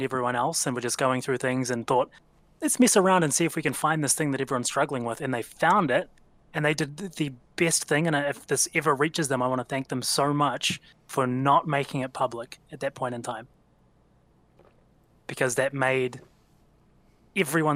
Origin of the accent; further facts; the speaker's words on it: New Zealand; being a Kiwi